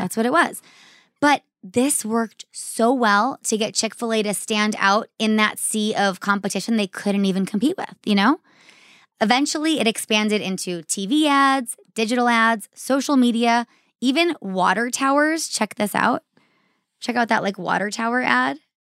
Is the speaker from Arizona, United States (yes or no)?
yes; Arizona, United States; I grew up here in Arizona.